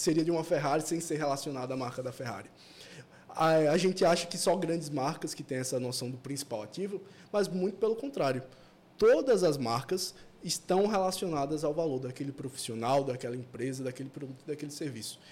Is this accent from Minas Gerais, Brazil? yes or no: no; João Pessoa, Paraíba, Brazil; sou daqui de João Pessoa mesmo.